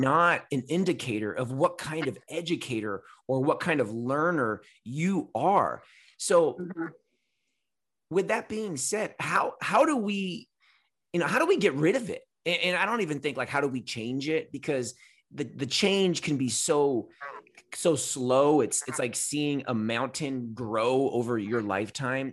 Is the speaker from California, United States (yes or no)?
yes; California, United States; I'm a Californian.